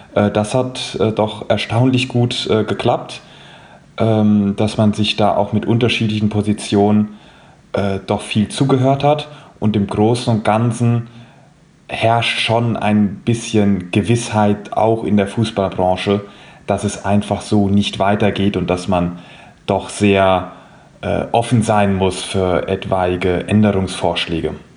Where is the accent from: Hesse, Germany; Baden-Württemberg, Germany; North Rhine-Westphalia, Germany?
Hesse, Germany; Frankfurt am Main; ich bin hier aus Frankfurt, 25 Jahre alt und äh, mein Herz hängt meiner Heimat entsprechend äh, an der Eintracht.